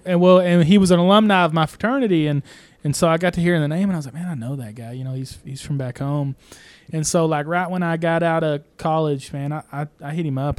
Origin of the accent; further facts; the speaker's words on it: Broken Bow, Oklahoma, United States; I'm just here from Broken Bow